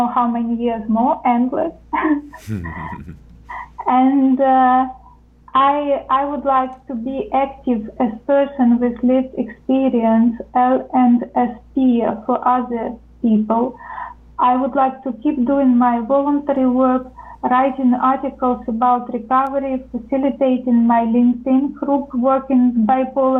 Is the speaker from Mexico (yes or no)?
no; Ukraine; moved away as an adult; also born or lived in United States; now in Netherlands; I come originally from Ukraine. I'm Ukrainian